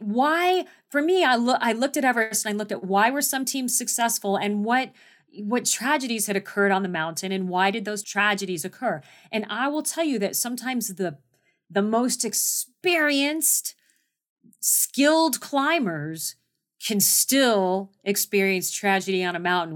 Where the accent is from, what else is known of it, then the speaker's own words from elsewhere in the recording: Phoenix, Arizona, United States; I was born and raised in Phoenix, Arizona.